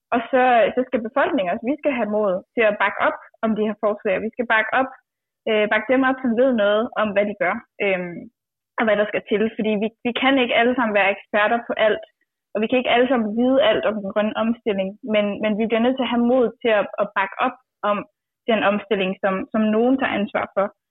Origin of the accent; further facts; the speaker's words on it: Djursland, Central Denmark Region, Denmark; jeg kommer fra landet og fra Djursland